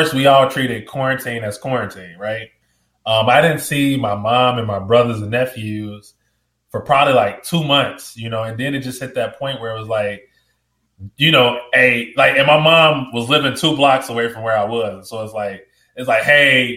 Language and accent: English; Chicago, Illinois, United States; I'm from Chicago. I'm from the south side of Chicago, so that's like the street I grew up on